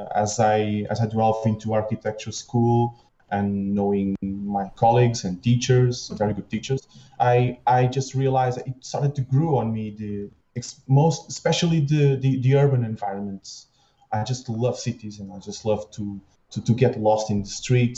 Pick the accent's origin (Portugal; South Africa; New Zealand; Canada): Portugal; Lisbon; now in Torres Vedras, Portugal; So I was raised in Lisbon, but my whole family lives here, so it was a natural move to be here in Torres Vedras as well